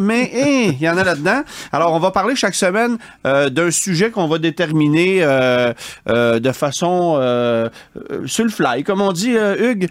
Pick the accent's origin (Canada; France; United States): Canada; Quebec; chez nous au Québec